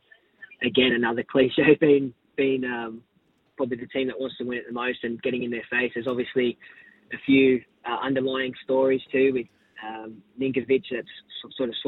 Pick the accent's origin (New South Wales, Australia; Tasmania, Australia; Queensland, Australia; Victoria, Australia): New South Wales, Australia; Canowindra; now in Sydney, Australia; Actually grew up in Canoundra.